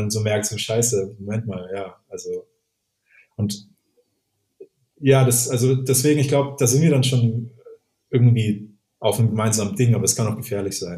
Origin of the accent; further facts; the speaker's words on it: Würzburg, Bavaria, Germany; zum Beispiel, ich als Würzburger Communication Designer hat halt eine ganz andere Auffassung von Nachhaltigkeit erstmal